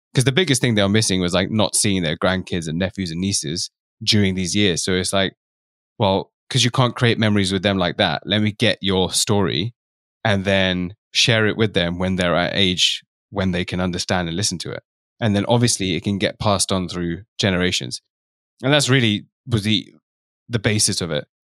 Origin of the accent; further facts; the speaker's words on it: London, United Kingdom; I'm from London, and my parents are from East Africa, but I'm Indian background